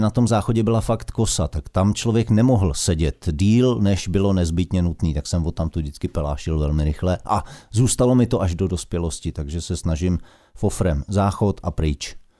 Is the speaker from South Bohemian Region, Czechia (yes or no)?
no; Karlovy Vary, Karlovy Vary Region, Czechia; now in Prague, Czechia; Já byl z, já jsem z Karlových